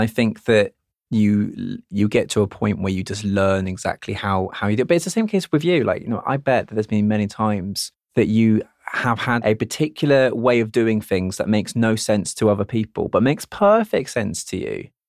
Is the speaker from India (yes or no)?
no; United Kingdom; being British where we're modest about things